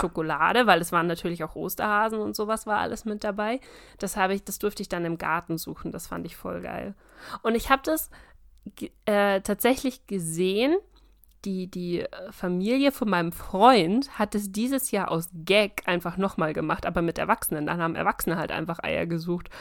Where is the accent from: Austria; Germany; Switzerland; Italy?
Germany; Bavaria; ich bin kein richtiger Bayer